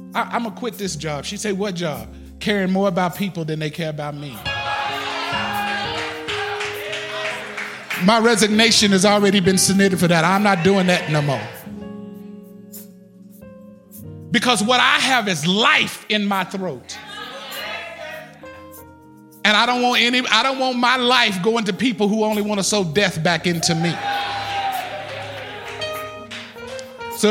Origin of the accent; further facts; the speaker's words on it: Austin, Texas, United States; I'm from the South. I'm from Austin, Texas